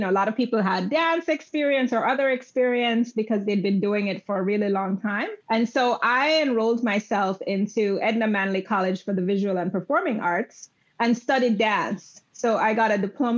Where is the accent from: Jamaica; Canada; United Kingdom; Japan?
Jamaica; I grew up in Jamaica, West Indies